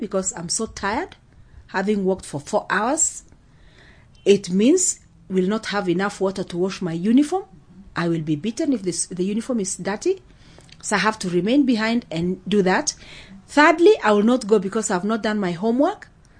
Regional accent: Baragoi, Samburu County, Kenya; now in Kajiado, Kenya; I'm originally from Samburu County, from a place called Baragoi. And then I got married. Now my home is in Kajiado because that's where my husband comes from.

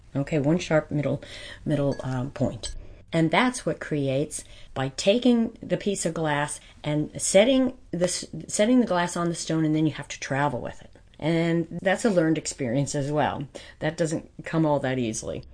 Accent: White Mills, Pennsylvania, United States; I grew up in White Mills.

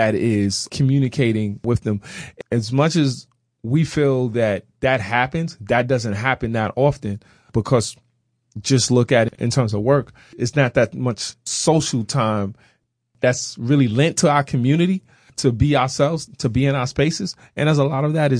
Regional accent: New York City, New York, United States; now in Jeffersonville, United States; I grew up in Brooklyn, New York, Crown Heights.

